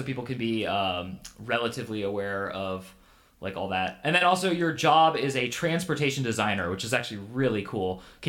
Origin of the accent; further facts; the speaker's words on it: Northern California, United States; also born or lived in Pittsburgh, Pennsylvania; I'm from Northern California.